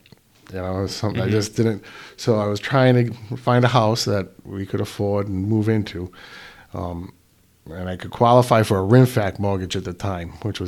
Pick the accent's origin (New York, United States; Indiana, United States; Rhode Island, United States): Rhode Island, United States; East Providence; also born or lived in Pascoag, Burrillville, Rhode Island; I'm a lifelong Rhode Islander. I was born and bred in East Providence, Rhode Island. Graduated from East Providence High School. Went away to college, the U.S. Merchant Marine Academy, and came back